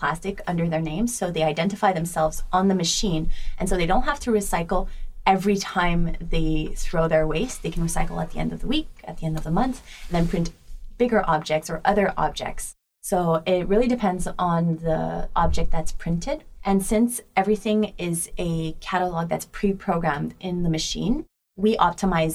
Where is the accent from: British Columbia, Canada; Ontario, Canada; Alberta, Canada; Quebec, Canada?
Quebec, Canada; Montreal; moved away as an adult; now in Paris, France; I'm born and raised in Montreal